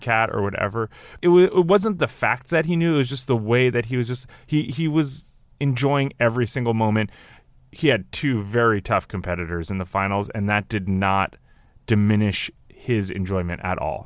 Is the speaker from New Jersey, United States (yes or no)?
yes; New Jersey, United States; I'm from New Jersey